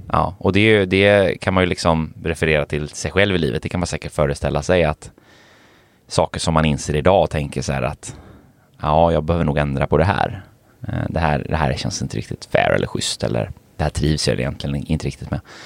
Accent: Gothenburg, Västra Götaland, Sweden; jag är ju från Göteborg

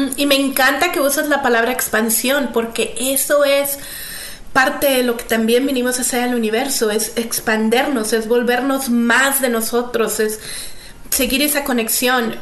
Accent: Mexico; Creciendo en México

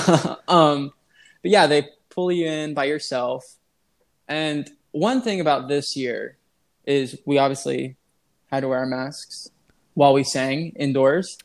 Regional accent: Illinois, United States; I'm from Illinois

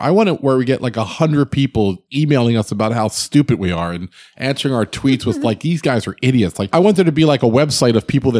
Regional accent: New Jersey, United States; I'm from Jersey

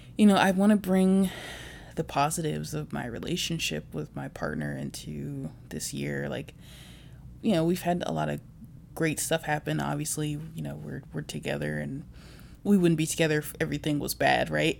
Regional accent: Virginia, United States; also born or lived in Chicago; now in Bay Area, United States; I'm also originally from Virginia, but right now I live in the Bay Area for work.

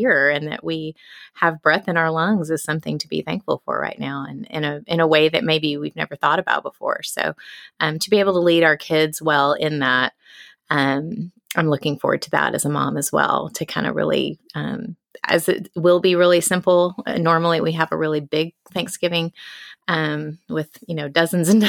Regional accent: Austin, Texas, United States; moved away as an adult; also born or lived in Germany; now in London, United Kingdom; Growing up in Texas my whole life

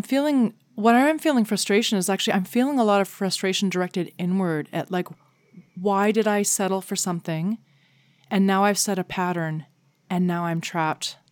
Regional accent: Canada; as a Canadian

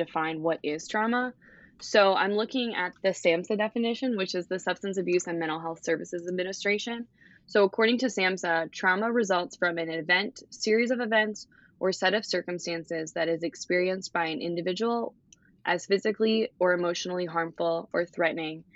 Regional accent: Philadelphia, Pennsylvania, United States; also born or lived in Scranton; I am originally from the Philadelphia area

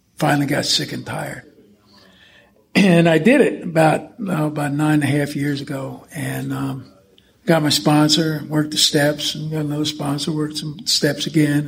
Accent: the New York area, United States; I was brought up in the New York area

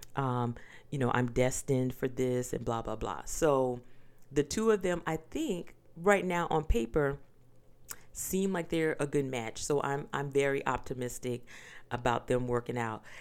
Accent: the South, United States; I am from the South. I grew up on pork

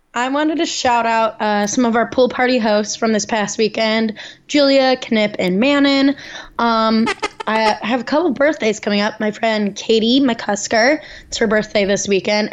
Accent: outside of Chicago, Illinois, United States; moved away; my hometown, which is outside of Chicago

